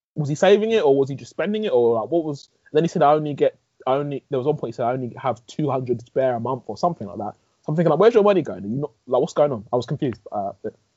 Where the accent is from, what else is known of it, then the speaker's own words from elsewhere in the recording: England, United Kingdom; I was born here, grown up here